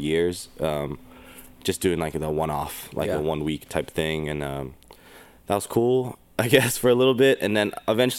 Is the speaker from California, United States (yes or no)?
yes; Sacramento, California, United States; also born or lived in Elk Grove, California; Born and raised in Sacramento, California